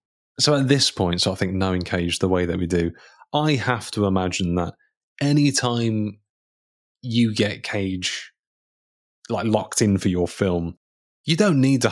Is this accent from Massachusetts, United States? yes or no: yes; Boston, Massachusetts, United States; I'm from Boston.